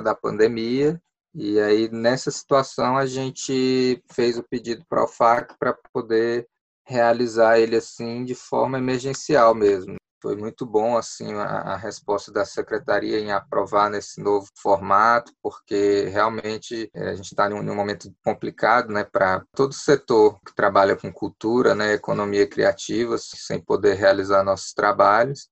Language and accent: Portuguese; Ceilândia, Federal District, Brazil; Eu sou ceilandense, nasci em Ceilândia